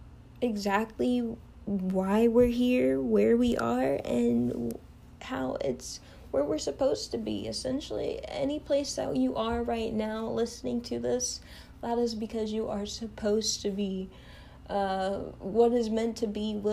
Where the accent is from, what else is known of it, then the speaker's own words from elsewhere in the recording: Kentucky, United States; I am from the United States, you know, Kentucky